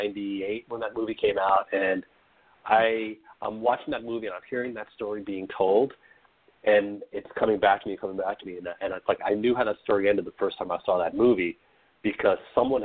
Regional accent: New England, United States; I grew up in the Northeast in New England

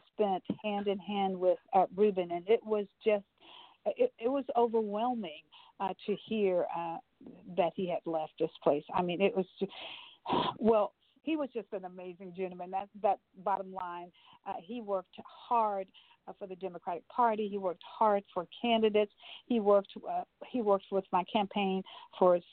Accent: East Texas, United States; I look out for East Texas first because I'm East Texan.

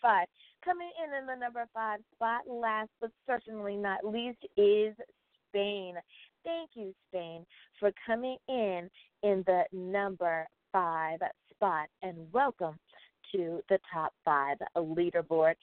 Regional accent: United States; my home country, the good old United States of America

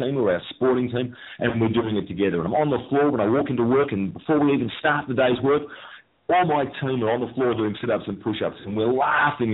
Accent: Melbourne, Victoria, Australia; I'm from Melbourne, Australia.

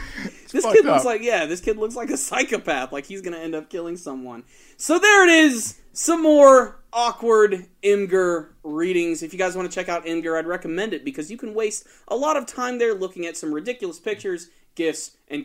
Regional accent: New York, United States; We're from New York, you know, born and raised.

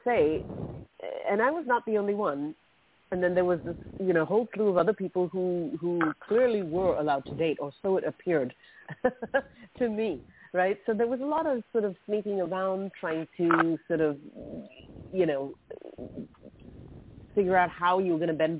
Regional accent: Mumbai, Maharashtra, India; So I grew up in Mumbai. I spent my teenage years in Mumbai very much.

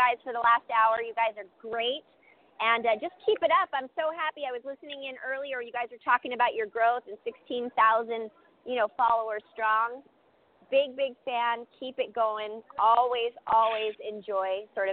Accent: Fremont, California, United States; I'm from the Bay Area, I grew up in Fremont

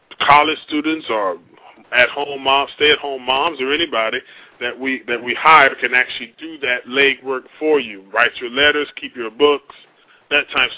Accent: Port Salerno, Florida, United States; also born or lived in Manhattan, New York / West Palm Beach; now in Orlando, United States; I was born in Manhattan, New York, and it's actually a unique story. At the age of two, I moved down to the little fisherman, little small town about 30 miles north of West Palm Beach called Port Salerno

